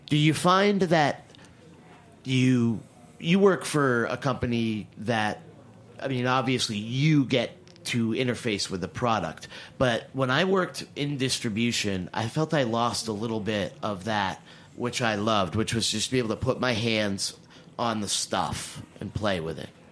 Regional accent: New England, United States; I am from New England

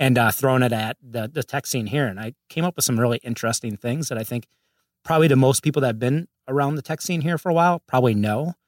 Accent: Minnesota, United States; moved away as an adult; now in Los Angeles, United States; grew up, uh, and raised in Minnesota. And, uh, I've been out there for about forty years

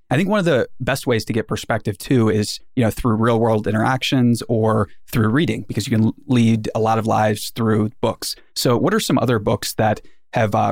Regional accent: Maryland, United States; I was born here, I was born in Maryland

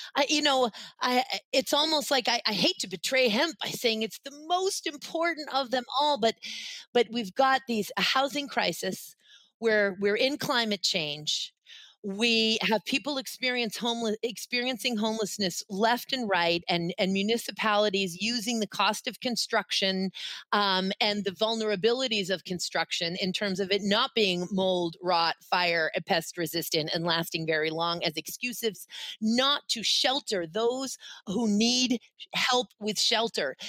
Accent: Boston, Massachusetts, United States; I grew up, of course, in New England. I was born in Boston

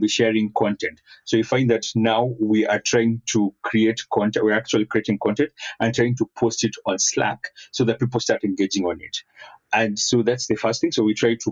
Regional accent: Kenya; I'm Kenyan.

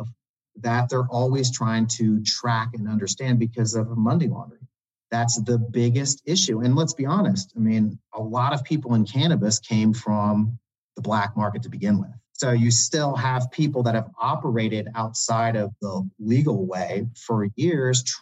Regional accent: Indiana, United States; moved away; I'm from Indiana originally.

